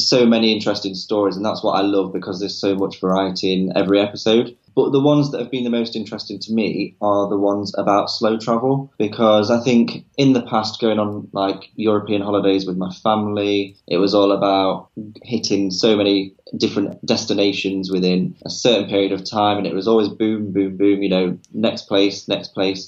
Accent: Nottingham, East Midlands, United Kingdom; I'm from Nottingham, a rural kind of village on the outskirts of Nottingham

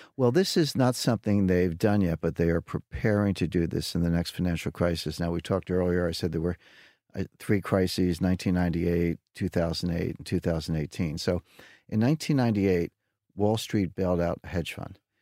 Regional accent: United States; as an American

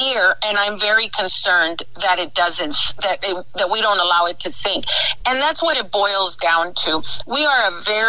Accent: El Paso, Texas, United States; moved away as an adult; also born or lived in Washington, D.C.; being a native of El Paso because I've got that covered

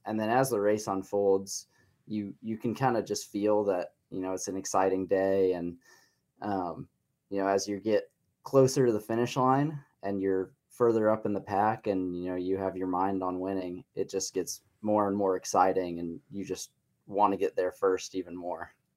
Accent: Columbia, Missouri, United States; moved away as an adult; now in Lawrence, United States; I was born in Columbia, raised in Columbia

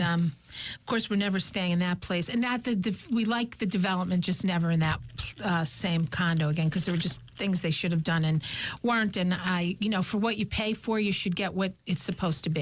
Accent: Scranton, Pennsylvania, United States; we're from Scranton, Pennsylvania

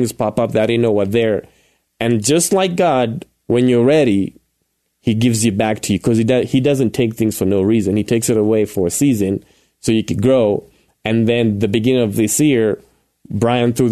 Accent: Kenya; moved away as an adult; now in Colorado Springs, United States; born and raised in Kenya, like you've referred to a couple of times, and I came to the U.S. in 2009.

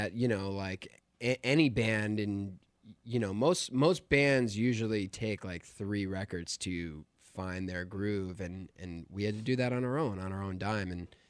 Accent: Albany, New York, United States; now in Los Angeles, United States; I'm from Albany, you know, like small town in New York

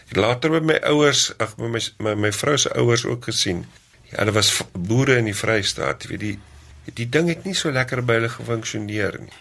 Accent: South Africa; ek het in die Karoo groot geword

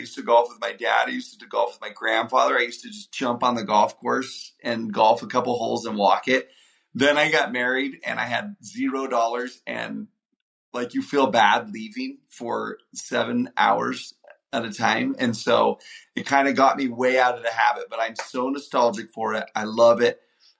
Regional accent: Houston, Texas, United States; No, I love my hometown, so I love brisket, but also...

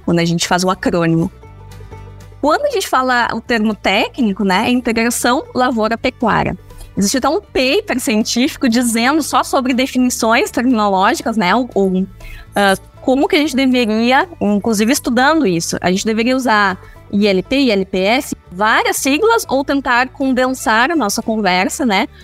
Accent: Santa Maria, Rio Grande do Sul, Brazil; also born or lived in Porto Alegre; Eu sou de Santa Maria, né? Sou gaúcha

